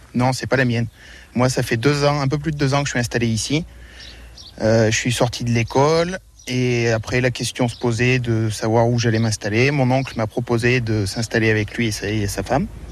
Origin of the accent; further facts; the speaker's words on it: Châteauguay, Auvergne-Rhône-Alpes, France; Moi, à l'origine, je suis de Châteauguay. J'habitais à côté d'une exploitation agricole